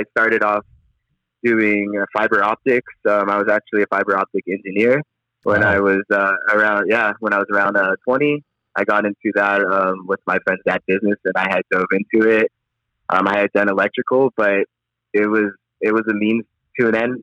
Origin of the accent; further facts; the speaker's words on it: Orange County, California, United States; as an African American growing up in Orange County